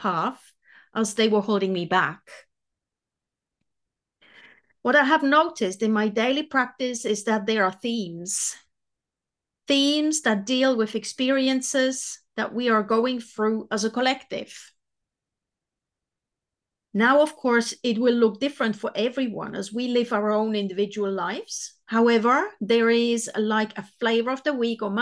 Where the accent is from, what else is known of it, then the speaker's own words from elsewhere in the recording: Switzerland; moved away as an adult; now in New Zealand; I'm originally from Switzerland and I have been living in New Zealand for the past 23 years.